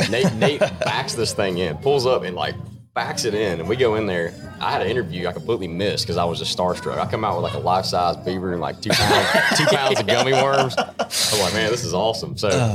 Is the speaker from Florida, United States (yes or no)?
no; Cashiers, North Carolina, United States; moved away as an adult; now in Charleston, United States; I'm not from here, so I mean, I'm from Cashers, North Carolina